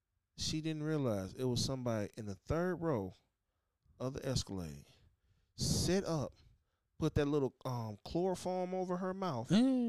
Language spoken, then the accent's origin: English; United States; I'm African descent American. Right. I'm an American first.